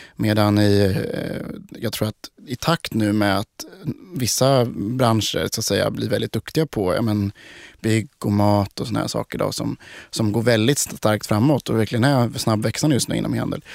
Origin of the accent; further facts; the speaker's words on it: Sweden; vi i Sverige